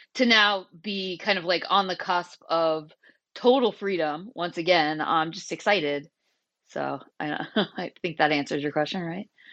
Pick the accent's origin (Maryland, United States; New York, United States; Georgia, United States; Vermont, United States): Vermont, United States; moved away as an adult; also born or lived in Portland, Oregon; I moved back to Vermont from Portland, Oregon in October two thousand nineteen